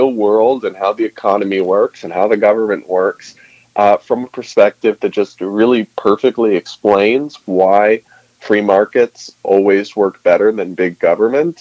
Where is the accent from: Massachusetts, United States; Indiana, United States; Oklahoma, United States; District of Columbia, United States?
Massachusetts, United States; moved away; I'm from Massachusetts originally.